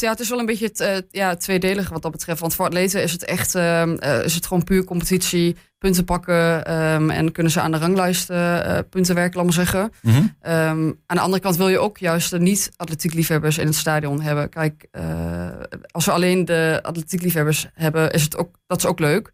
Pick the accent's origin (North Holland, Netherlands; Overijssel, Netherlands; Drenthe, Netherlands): Overijssel, Netherlands; Hengelo; now in Enschede, Netherlands; ik ben geboren in Hengelo. Ik heb lang in het buitengebied gewoond.